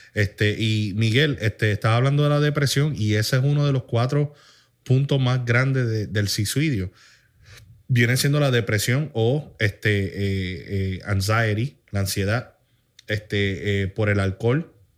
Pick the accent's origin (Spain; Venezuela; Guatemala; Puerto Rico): Puerto Rico; tú y yo pues, somos puertorriqueños